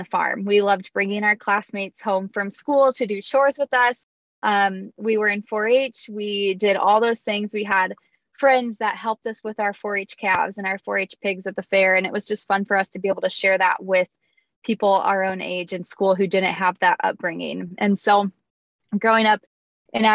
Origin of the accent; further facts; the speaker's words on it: Springfield, Nebraska, United States; moved away as an adult; now in Iowa, United States; So I grew up in Nebraska outside of Omaha. My hometown is Springfield